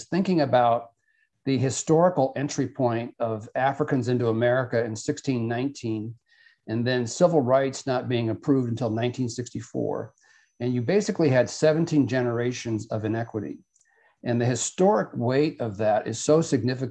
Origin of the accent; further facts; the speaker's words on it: South Dakota, United States; I grew up in South Dakota